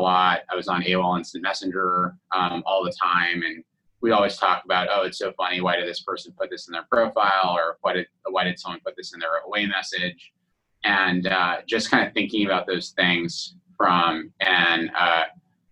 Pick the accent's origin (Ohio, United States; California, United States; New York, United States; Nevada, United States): California, United States; Mountain View; also born or lived in Stanford; growing up in the heart of Silicon Valley, I was born in Stanford, grew up in Mountain View